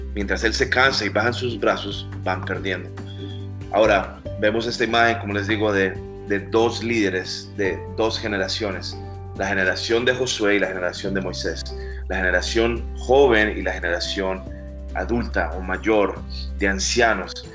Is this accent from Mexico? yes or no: no; Colombia; now in Miami, United States; Soy colombiano, radico aquí en Miami